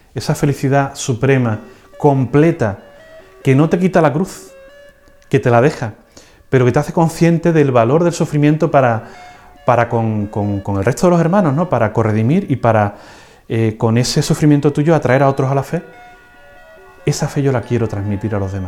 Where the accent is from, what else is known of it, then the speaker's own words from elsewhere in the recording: Seville, Andalusia, Spain; also born or lived in Huelva; Los dos somos de Sevilla